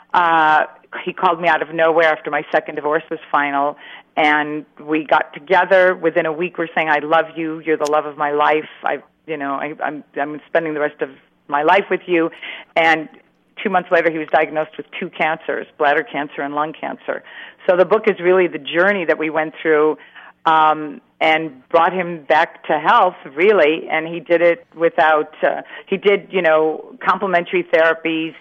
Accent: Chicago, Illinois, United States; moved away; that's my hometown

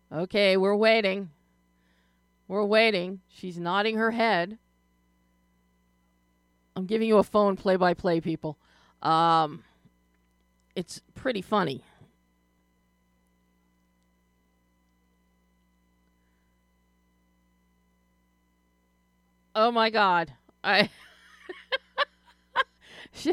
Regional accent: Philadelphia, Pennsylvania, United States; I'm from Philadelphia

